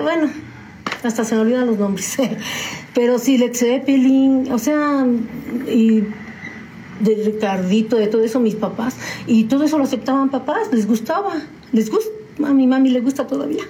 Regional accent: San Juan del Río, Querétaro, Mexico; also born or lived in Mexico City; Desde muy chiquita y recién nacida me trajeron a San Juan del Río

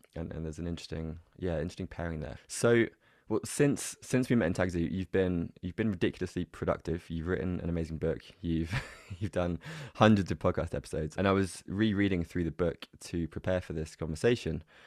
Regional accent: England, United Kingdom; my background growing up in England was very much kind of emotionally repressed

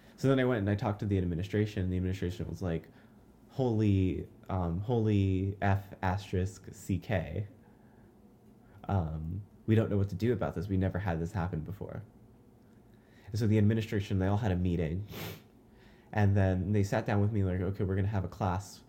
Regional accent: Lakeside, California, United States; I'm from Lakeside, California

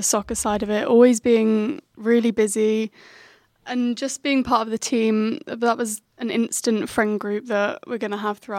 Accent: England, United Kingdom; moved away as an adult; now in Davenport, United States; I'm also from England.

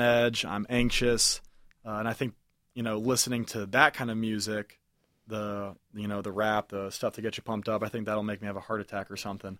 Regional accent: Ohio, United States; moved away as an adult; I'm from Ohio. I'm not from Michigan

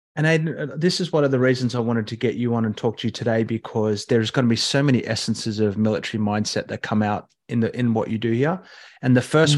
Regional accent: Katoomba, New South Wales, Australia; growing up in Katoomba

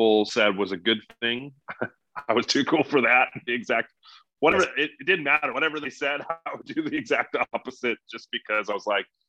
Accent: California, United States; I grew up in California

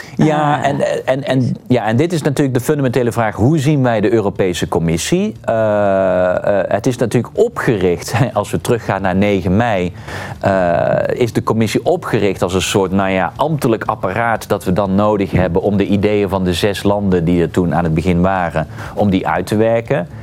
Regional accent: Netherlands; we als Nederlanders

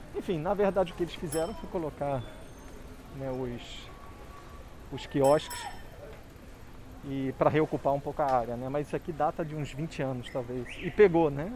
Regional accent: Rio de Janeiro, Brazil; sou tijucano e depois carioca

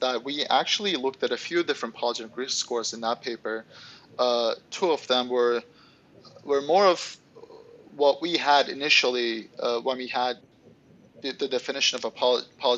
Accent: Istanbul, Turkey; now in United States; I'm originally from Istanbul, Turkey.

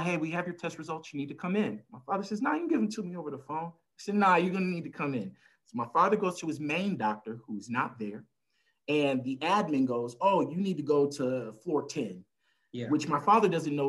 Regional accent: El Paso, Texas, United States; I'm originally from El Paso, Texas, right on the border of good old Mexico. I'm an Army brat. I've lived all over the world

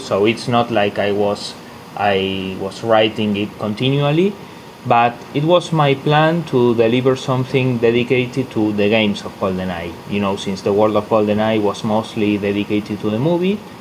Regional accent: Argentina; my hometown here in Argentina

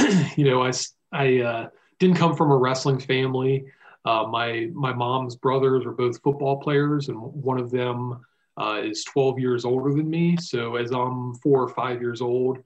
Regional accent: Virginia, United States; growing up in Virginia

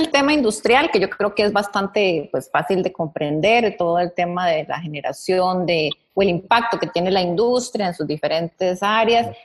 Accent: Costa Rica; como costarricenses

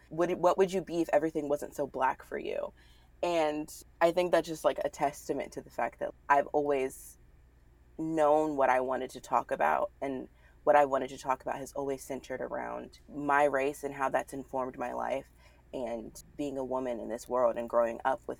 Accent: the South, United States; There's just something about growing up in the South, like fight or flight. You either move to the North or you stick it out in the South.

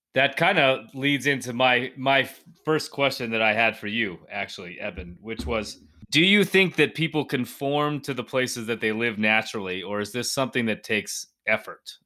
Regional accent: Denver, Colorado, United States; moved away as an adult; also born or lived in Durango; I grew up in the Denver area

